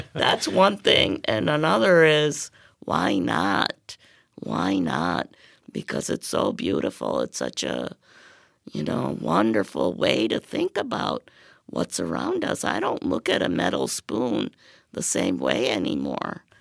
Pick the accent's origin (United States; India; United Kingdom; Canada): India; moved away; I'm from India